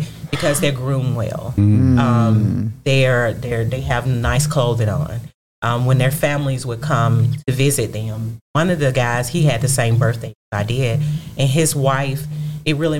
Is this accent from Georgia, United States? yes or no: yes; Milledgeville, Georgia, United States; I'm from Millersville, Georgia, born and raised